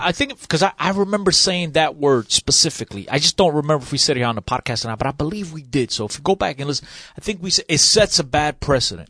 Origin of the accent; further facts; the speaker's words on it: Portugal; moved away; I was born in Portugal. It's my country of birth.